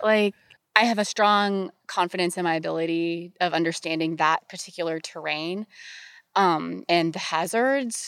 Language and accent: English; Pittsburgh, Pennsylvania, United States; I grew up in Pittsburgh, Pennsylvania.